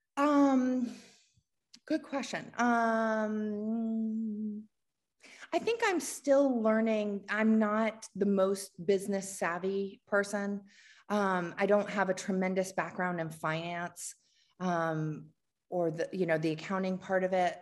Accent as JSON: {"language": "English", "town": "Washington", "region": "District of Columbia", "country": "United States", "tie": "born or raised there", "moved": "yes", "lives_now": "Atlanta, United States", "said": "I grew up in the Washington, D C area"}